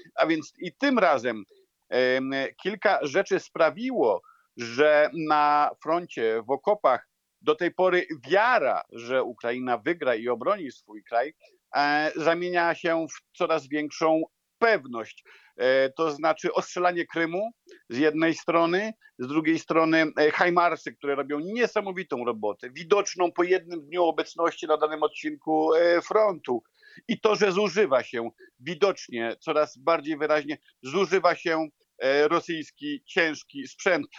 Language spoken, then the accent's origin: Polish; Poland; accent: Polish; mój polski akcent, czy widzi mój polski paszport